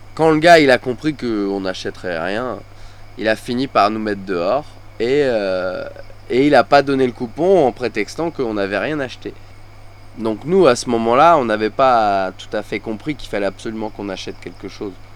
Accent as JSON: {"language": "French", "country": "France", "moved": "yes", "lives_now": "Thailand"}